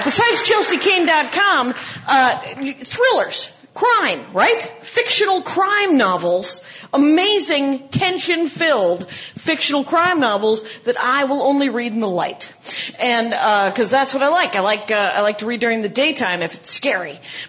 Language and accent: English; Wisconsin, United States; I'm from Wisconsin.